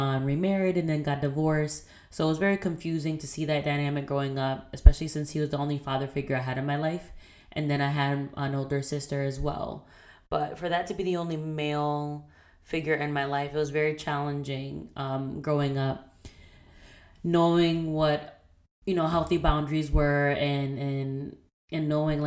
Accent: Puerto Rico; now in Boston, United States; I am Puerto Rican and Dominican. I was born in Puerto Rico. I currently live in Boston.

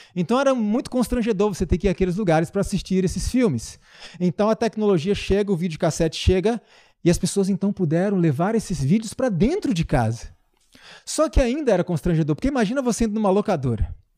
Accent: Brazil; somos nós, brasileiros

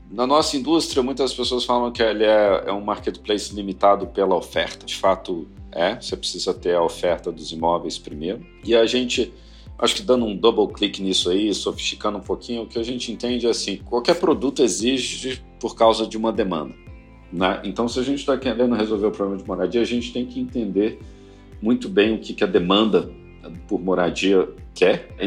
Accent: Belo Horizonte, Minas Gerais, Brazil; moved away as an adult; now in São Paulo, Brazil; Então, tanto o André quanto eu não éramos de São Paulo. Eu vim de BH para São Paulo 2006, eh, enfim, no começo da minha carreira

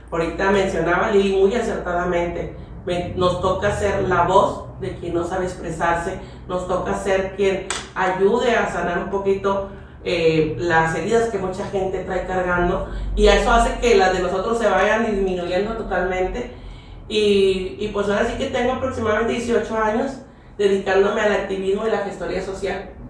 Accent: San Nicolás de los Garza, Nuevo León, Mexico; now in Pesquería, Mexico; Mira, yo soy originaria de San Nicolás de los Garza, pero me llevó ahora sí la vida a vivir a Pesquería Nuevo León, soy hija adoptiva de Pesquería Nuevo León

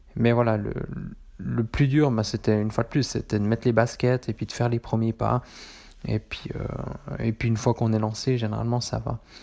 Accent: Switzerland; chez nous, en Suisse

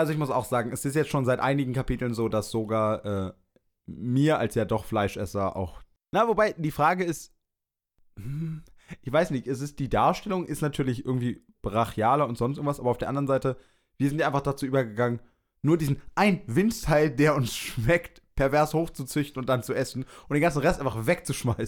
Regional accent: Berlin, Germany; ich bin Berliner

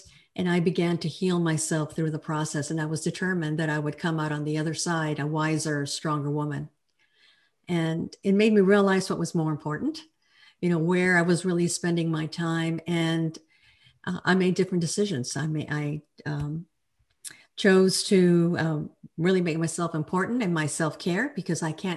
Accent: El Paso, Texas, United States; now in Fort Worth, United States; I'm a Texan. I'm a true Texan. I was born in El Paso, and I now live in Fort Worth

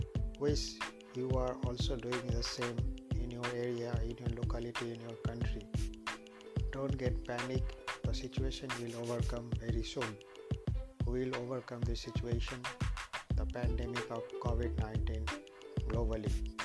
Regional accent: India; I'm from India

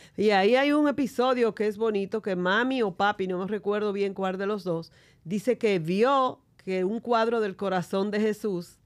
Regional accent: San Juan de la Maguana, San Juan, Dominican Republic; somos de San Juan de la Maguana

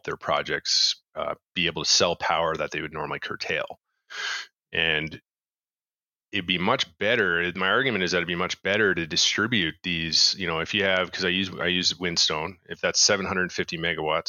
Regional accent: Canada; I'm Canadian

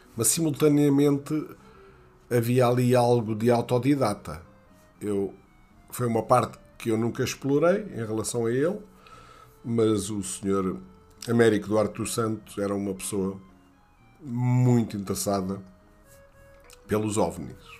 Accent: near Castelo Novo, Castelo Branco, Portugal; moved away; Eu nasci ali muito perto de Castelo Novo, 2 km de Castelo Novo

